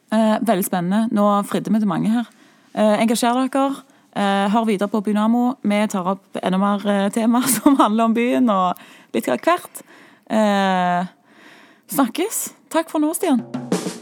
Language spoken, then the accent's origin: Norwegian; Stavanger, Rogaland, Norway; vi er siddiser, som vi så blir kalt.